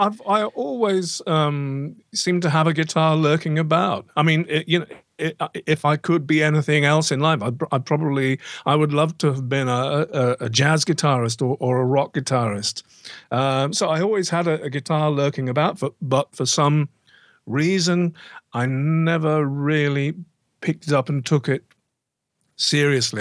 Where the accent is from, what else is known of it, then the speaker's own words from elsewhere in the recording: Banbury, South East England, United Kingdom; now in near Stratford-upon-Avon, United Kingdom; I actually grew up near a, a town called, uh, Banbury, which is twenty miles down the road